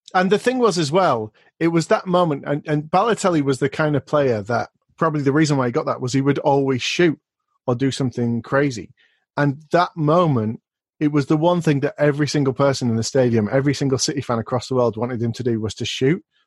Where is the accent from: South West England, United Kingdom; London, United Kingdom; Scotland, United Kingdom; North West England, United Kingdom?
North West England, United Kingdom; Rochdale; my hometown today, which is Rochdale